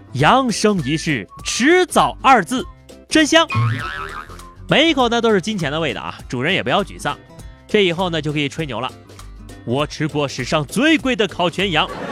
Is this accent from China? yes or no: yes; northern China, China; now in Yunnan, China; 我一个来自北方的大小伙子